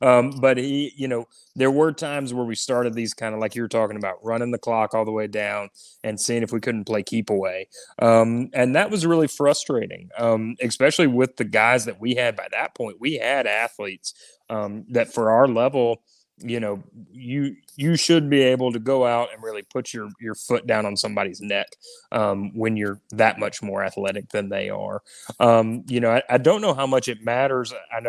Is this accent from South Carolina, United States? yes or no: no; Alabama, United States; I'm from Alabama